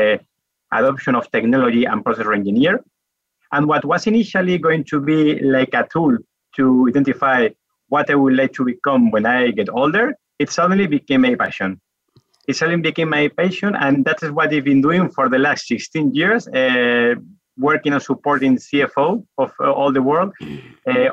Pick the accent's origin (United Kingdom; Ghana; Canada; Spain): Spain; Madrid, Community of Madrid; English is a second language; As perhaps you may get from the accent, I am from Spain, from Madrid.